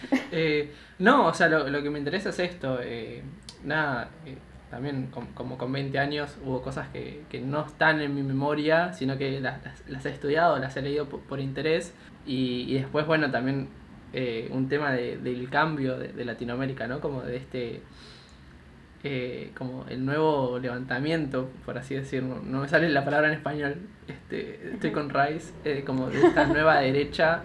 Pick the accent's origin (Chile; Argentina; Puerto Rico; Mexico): Argentina; Buenos Aires; also born or lived in China